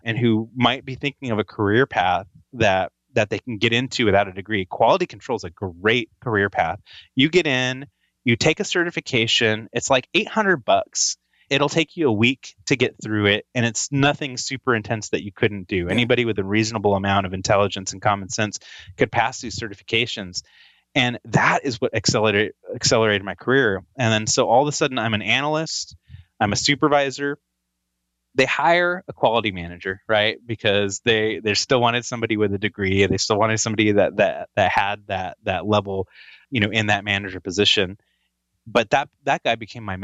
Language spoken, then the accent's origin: English; Fresno, California, United States; I grew up in Fresno, California.